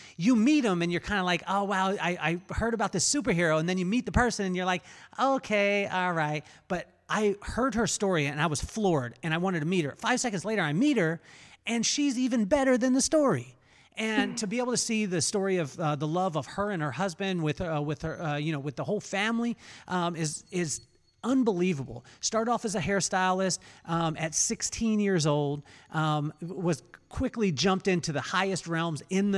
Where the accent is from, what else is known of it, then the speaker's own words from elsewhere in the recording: Lompoc, California, United States; I came from Lompoc, California.